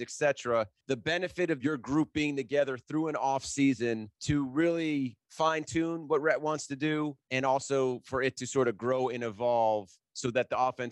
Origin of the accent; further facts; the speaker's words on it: Miami, Florida, United States; I grew up in Miami